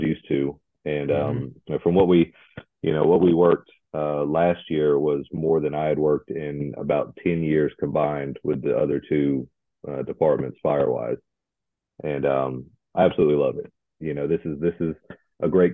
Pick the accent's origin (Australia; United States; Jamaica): United States; Columbia, South Carolina; now in North Alabama, United States; I grew up in South Carolina in Columbia.